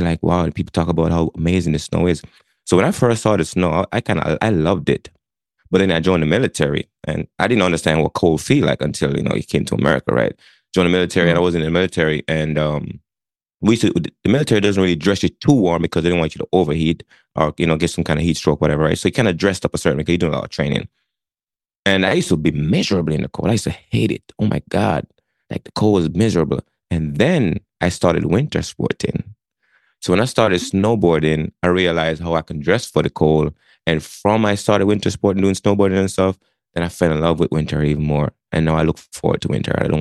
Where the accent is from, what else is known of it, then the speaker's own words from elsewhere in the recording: Jamaica; moved away as an adult; now in Connecticut, United States; My story started back in Jamaica. I grew up in Jamaica, moved from Jamaica to the United States. 18 years old, I show up on the shores of Connecticut